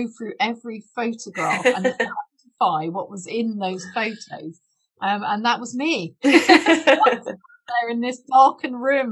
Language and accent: English; Cornwall, South West England, United Kingdom; now in Fife, United Kingdom; I grew up in Cornwall.